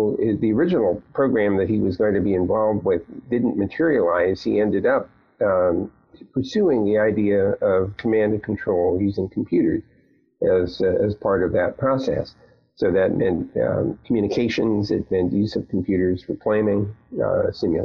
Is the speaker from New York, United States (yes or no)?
no; Los Angeles, California, United States; also born or lived in New Haven, Connecticut; my family moved to Los Angeles, so I grew up in the San Fernando Valley, a valley boy.